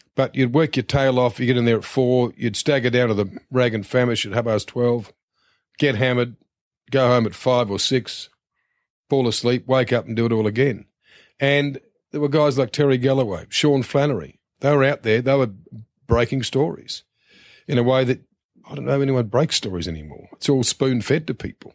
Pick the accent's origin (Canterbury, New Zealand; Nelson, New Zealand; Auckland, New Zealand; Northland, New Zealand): Canterbury, New Zealand; Christchurch; moved away as an adult; also born or lived in Wellington; now in Australia; started working my hometown newspaper, the Christchurch Press